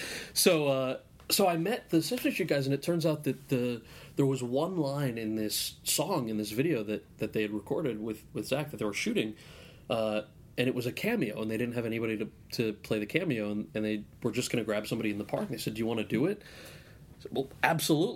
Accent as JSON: {"language": "English", "region": "New Jersey", "country": "United States", "tie": "born or raised there", "said": "I was born and raised in New Jersey."}